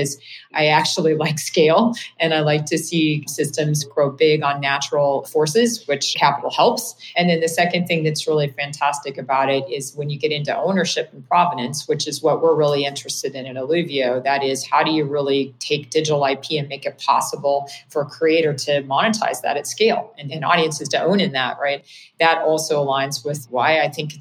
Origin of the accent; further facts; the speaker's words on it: Kansas, United States; moved away as an adult; now in Bay Area, United States; I started an internet service provider in my hometown in Kansas